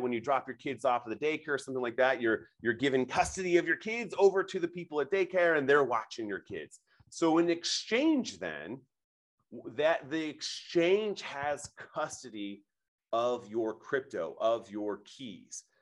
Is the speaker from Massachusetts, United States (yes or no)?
no; Nebraska, United States; I'm born and raised in Nebraska